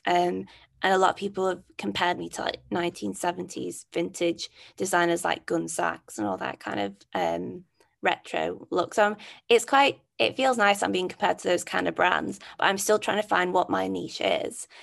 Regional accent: Manchester, North West England, United Kingdom; I'm from Manchester.

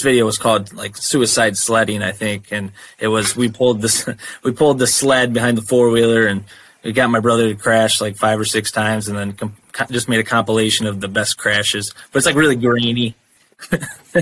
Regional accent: Toledo area, Northwest Ohio, United States; grew up in Northwest Ohio

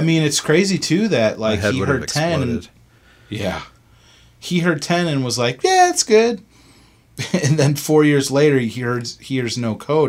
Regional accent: Sydney, New South Wales, Australia; I'm from Sydney, Australia.

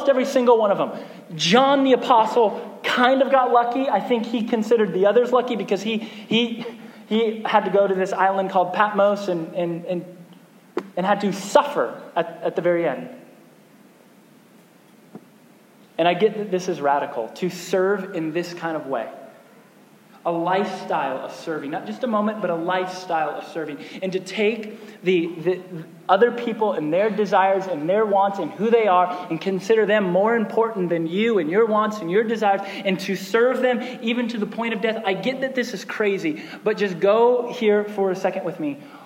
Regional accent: United States; as an American pastor

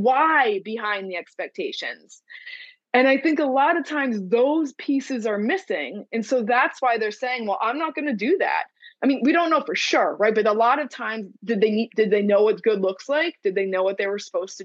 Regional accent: New Jersey, United States; I'm from New Jersey.

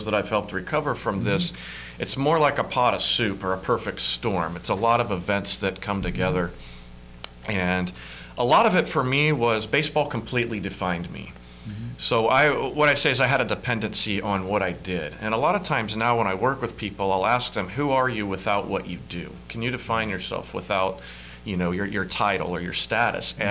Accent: Hendersonville, Tennessee, United States; I grew up in Hendersonville, just north of Nashville

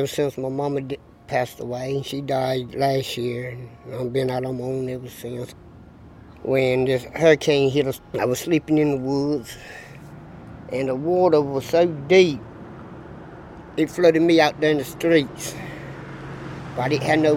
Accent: Robeson County, North Carolina, United States; I've been in Robson County for 45 years. This is my hometown

